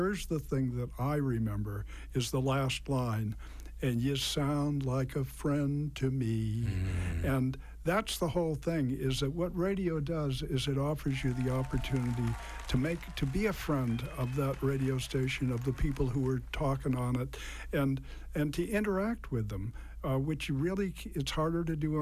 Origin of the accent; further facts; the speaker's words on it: Natick, Massachusetts, United States; I grew up in Natick, and I listened to WKOX.